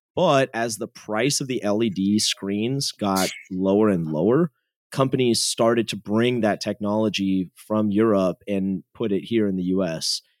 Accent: San Jose, California, United States; Born and raised in San Jose, California. So, Silicon Valley kid.

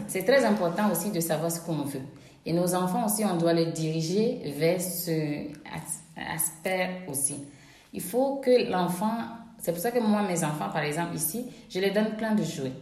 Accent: Togo; moved away as an adult; now in Belgium; Je suis togolaise

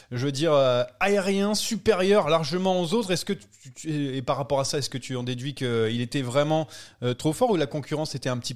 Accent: France; mais parce qu'on est français.

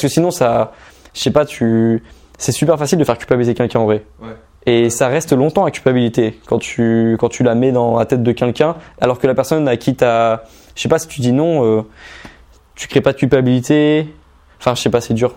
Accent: Normandy, France; je suis originaire de Normandie. Mais euh, autour de moi, dans mon entourage en Normandie, dans ma ville de 9000 habitants

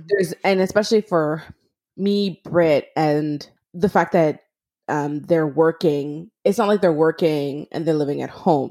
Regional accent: Montreal, Quebec, Canada; moved away as an adult; now in Toronto, Canada; I'm originally from Montreal. I had moved to Toronto

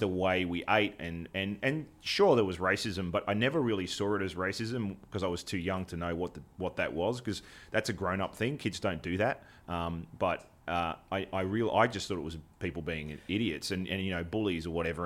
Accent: Australia; as an Australian

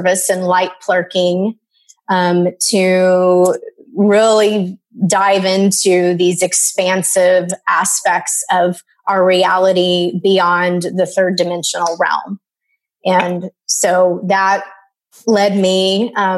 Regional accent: Dallas, Texas, United States; I grew up in Dallas, Texas.

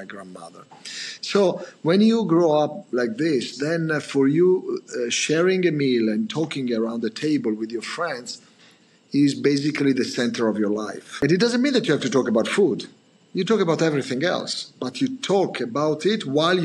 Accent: Italy; accent: Italian; English is a second language; now in London, United Kingdom; I come from, obviously, Italy, as you can imagine from my pronunciation and my accent

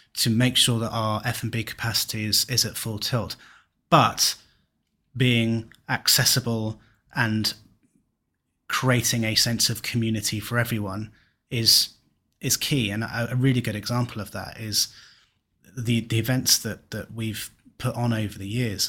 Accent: Kent, South East England, United Kingdom; now in Cornwall, United Kingdom; I'm from Kent, moved to Cornwall

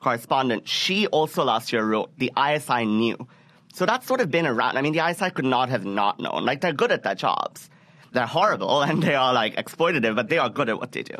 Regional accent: Karachi, Sindh, Pakistan; moved away; It's in my hometown.

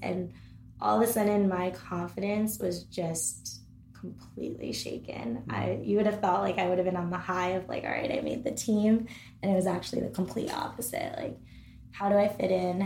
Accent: Connecticut, United States; I'm from Connecticut

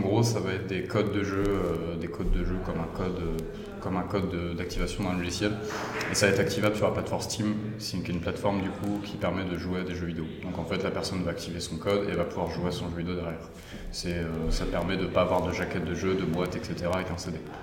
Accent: Oise, Hauts-de-France, France; also born or lived in Paris / Lille; je suis originaire de l'Oise

